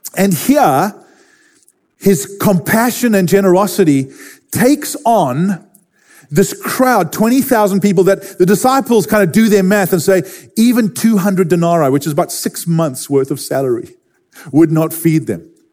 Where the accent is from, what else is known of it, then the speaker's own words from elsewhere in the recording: Durban, KwaZulu-Natal, South Africa; I grew up in Durban, South Africa